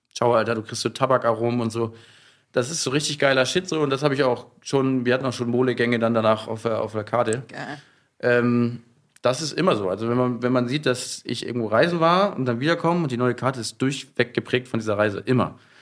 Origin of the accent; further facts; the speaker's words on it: Hamburg, Germany; moved away as an adult; now in Berlin, Germany; ich bin ja aus Hamburg